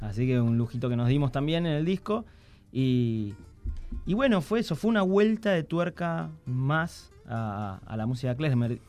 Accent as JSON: {"language": "Spanish", "country": "Argentina", "said": "somos judíos y somos argentinos, y además yo soy músico de tango"}